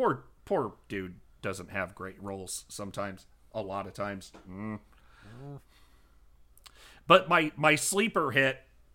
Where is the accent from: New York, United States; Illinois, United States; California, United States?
Illinois, United States; I'm some schmuck from Illinois